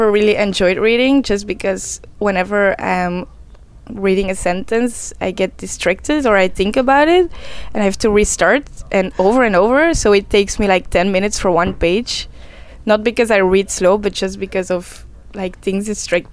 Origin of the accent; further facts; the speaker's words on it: Belgium; I was born in Belgium.